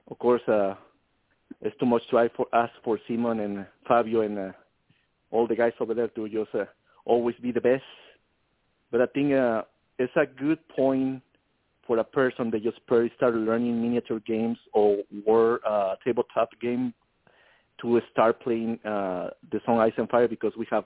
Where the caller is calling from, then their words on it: San Antonio, Texas, United States; I'm calling from San Antonio, Texas.